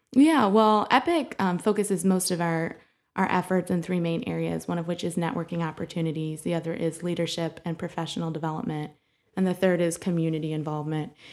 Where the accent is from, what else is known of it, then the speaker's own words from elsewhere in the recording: Bowling Green, Ohio, United States; now in Toledo, United States; I grew up in Bowling Green, Ohio